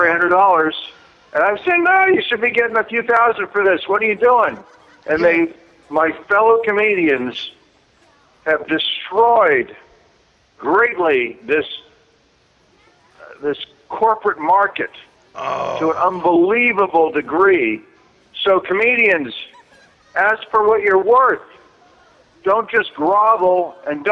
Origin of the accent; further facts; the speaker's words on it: New York City, New York, United States; when I was a kid, growing up in South Jamaica, Queens, in Rochdale Village